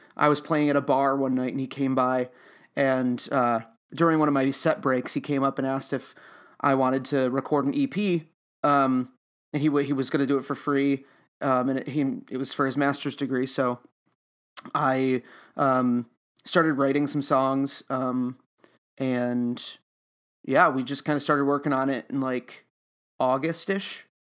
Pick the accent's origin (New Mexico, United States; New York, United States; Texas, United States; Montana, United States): New York, United States; Utica; also born or lived in Oswego, New York; I'm from Utica, New York, um, but I, I live in Oswego right now